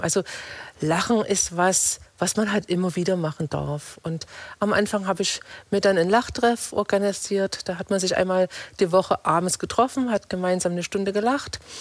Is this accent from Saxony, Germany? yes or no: yes; Torgau, Saxony, Germany; moved away as an adult; now in Reutlingen, Germany; Ich bin in Torgau in, in Sachsen geboren.